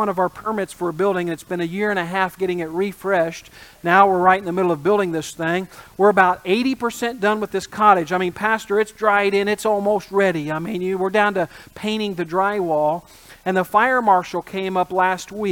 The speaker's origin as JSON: {"language": "English", "region": "Indiana", "country": "United States", "tie": "born or raised there", "said": "I grew up in the Midwest in Indiana"}